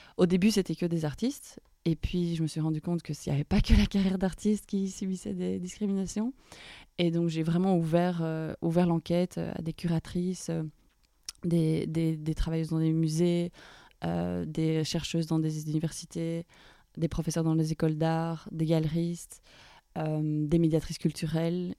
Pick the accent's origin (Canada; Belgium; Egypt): Belgium; Brussels, Brussels-Capital Region; moved away as an adult; also born or lived in London / Paris; Je suis retournée dans ma ville natale à Bruxelles, après avoir passé 5 ans à Londres